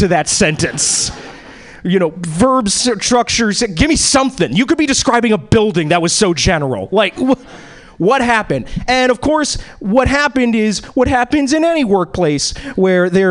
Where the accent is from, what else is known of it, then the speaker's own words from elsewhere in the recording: East Coast, United States; now in Seattle, United States; I was born and bred in the East Coast